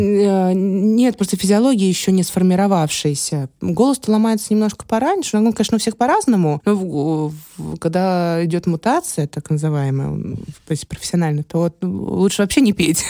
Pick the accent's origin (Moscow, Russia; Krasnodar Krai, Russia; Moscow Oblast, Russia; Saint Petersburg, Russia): Saint Petersburg, Russia; also born or lived in Ukraine / Khmelnytskyi Oblast; сама я родом с Украины. С двух лет я живу в Санкт-Петербурге.